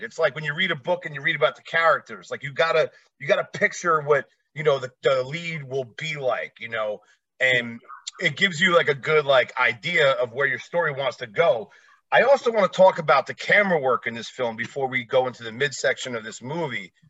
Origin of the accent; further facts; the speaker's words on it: New Jersey, United States; moved away as an adult; now in Las Vegas, United States; I live in Vegas now. I'm originally from Jersey, about 15 minutes away from the city